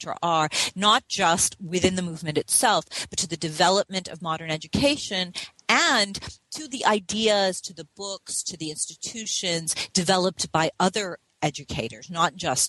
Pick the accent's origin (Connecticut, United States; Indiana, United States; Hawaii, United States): Hawaii, United States; I grew up in Hawaii, and Hawaii is a place where the question of missionaries, and particularly missionary education, is actually important, quite relevant.